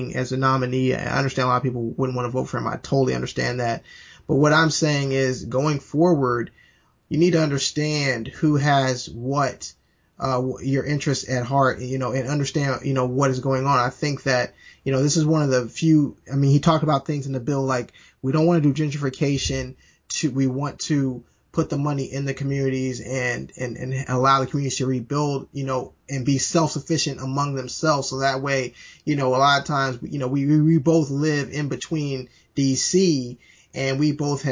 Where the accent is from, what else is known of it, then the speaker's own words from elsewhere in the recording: the South, United States; we're both from the South